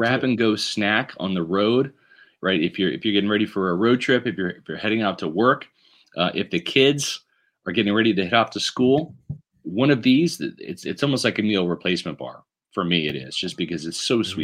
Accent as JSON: {"language": "English", "town": "Kansas City", "region": "Missouri", "country": "United States", "tie": "born or raised there", "moved": "yes", "said": "I grew up in Kansas City"}